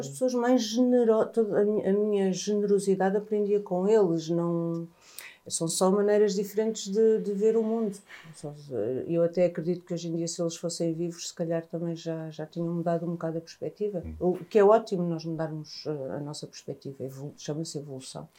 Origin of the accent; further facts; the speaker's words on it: Angola; now in Portugal; eu sou africana também, eu sou angolana